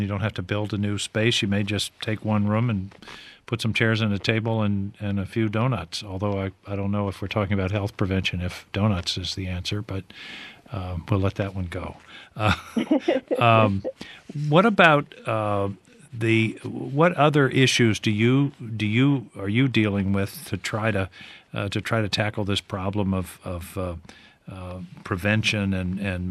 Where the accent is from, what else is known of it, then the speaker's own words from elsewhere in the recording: Brunswick, Maine, United States; my hometown of Brunswick